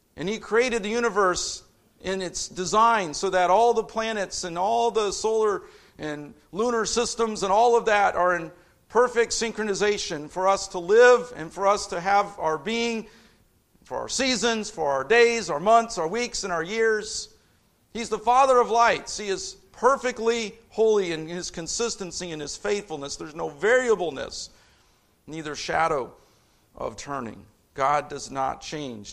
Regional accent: Indianapolis, Indiana, United States; moved away; I'm a city kid. I grew up in Indianapolis

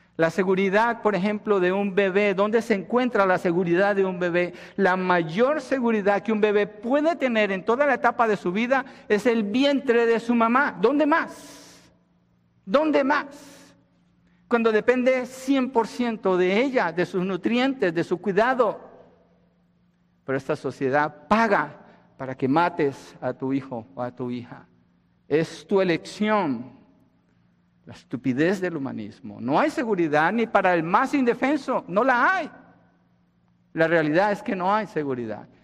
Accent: Colombia; moved away; Colombia, donde yo nací

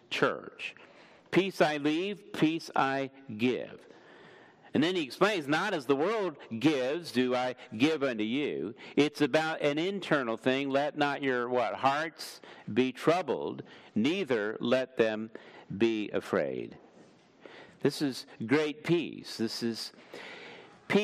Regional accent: Washington, District of Columbia, United States; moved away; I grew up in Washington, D.C. I was actually born in D.C. at Sibley Hospital

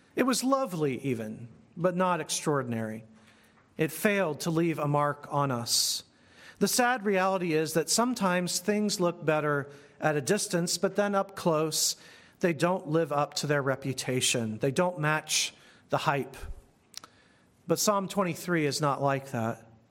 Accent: United States; As American Christians

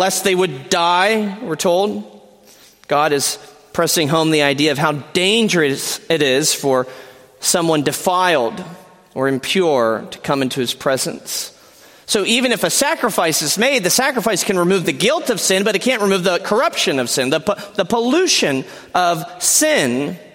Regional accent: Pennsylvania, United States; moved away as an adult; now in Kalamazoo, United States; I am a proud PA resident, born and bred

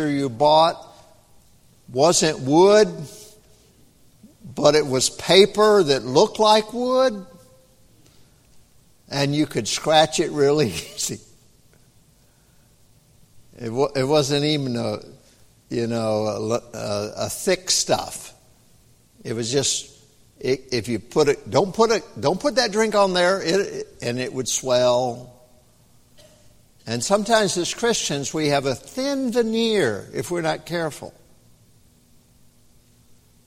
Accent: the South, United States; I'm from the South

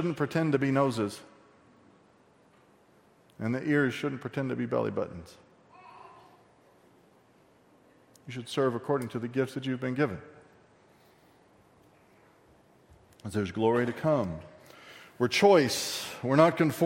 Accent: Texas, United States; I say I'm from Texas

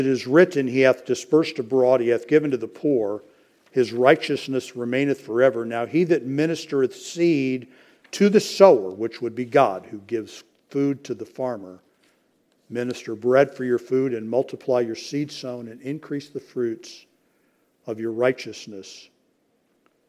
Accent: United States; I'm an American

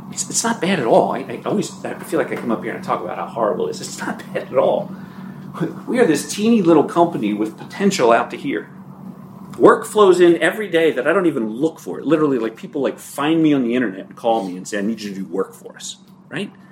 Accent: Ireland; I'm a good speaker, I'm dramatic, I'm Irish, it comes naturally, right?

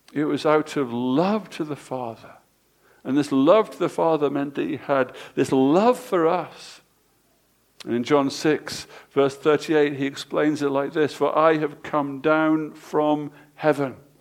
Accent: England, United Kingdom; Us English people

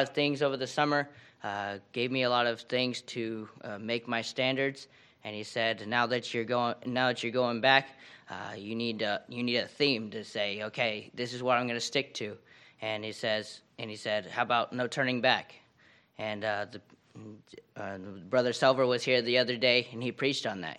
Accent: Shelby, North Carolina, United States; I'm from Shelby, North Carolina

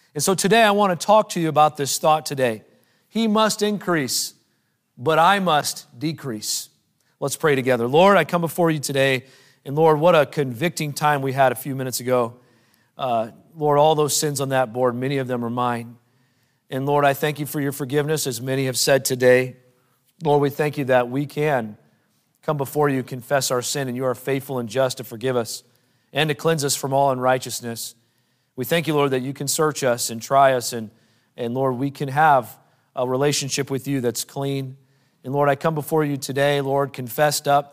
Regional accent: United States; in our culture as American Christians

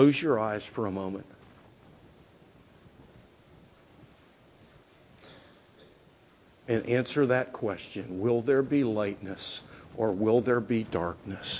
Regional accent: Greensburg, Pennsylvania, United States; Greensburg, Pennsylvania, my hometown

